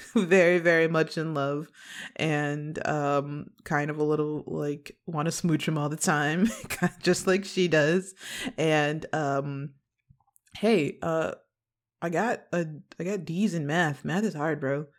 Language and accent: English; western suburbs of Chicago, Illinois, United States; now in Los Angeles, United States; I'm a Midwest baby. I am from, uh, Chicago originally, um, in the West suburbs